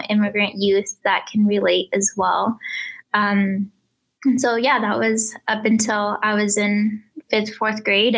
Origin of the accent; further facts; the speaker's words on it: Mitchell, Nebraska, United States; English is a second language; also born or lived in Reynosa, Tamaulipas, Mexico; I was born in Reynosa, Tamaulipas, Mexico. My family and I, we immigrated to Mitchell, Nebraska, which is just 7 miles from Scotts Bluff, when I was 5 years old in 2000.